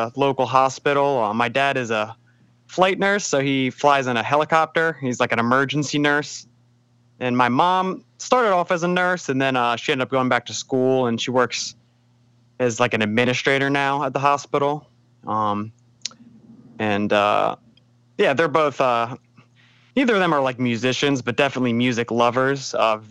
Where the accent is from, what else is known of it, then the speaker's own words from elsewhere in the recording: Pike Creek, Delaware, United States; I am from Wilmington, Delaware, a little bit more specifically Pike Creek, Delaware